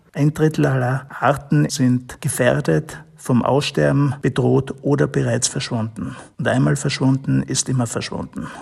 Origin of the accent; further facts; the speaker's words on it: Hesse, Germany; Auch bei uns in Hessen